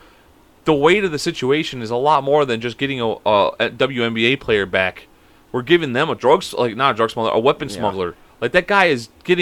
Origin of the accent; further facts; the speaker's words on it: Chicago, Illinois, United States; I'm from Chicago